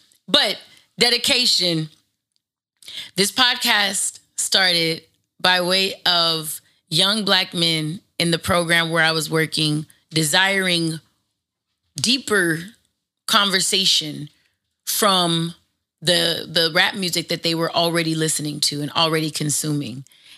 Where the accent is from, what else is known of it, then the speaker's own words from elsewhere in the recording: Los Angeles, California, United States; It's the exact same reason why when I grew up in the Valley in a suburb of Los Angeles, none of my books for school had writing or graffiti in it.